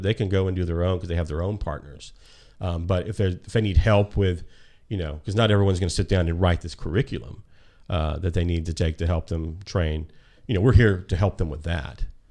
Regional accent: Birmingham, Alabama, United States; I'm from Birmingham, Alabama

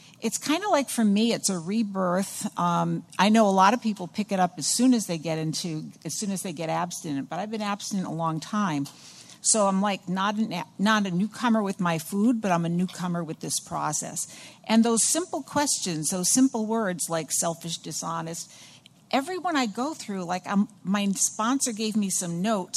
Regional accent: Somerville, Massachusetts, United States; I come from Somerville, the Boston area.

